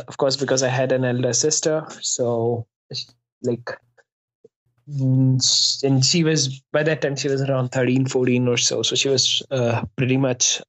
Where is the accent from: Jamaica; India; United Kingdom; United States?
India; Faridabad, Haryana; moved away as an adult; also born or lived in Delhi; now in Mumbai, India; My family stays in my hometown, Faridabad.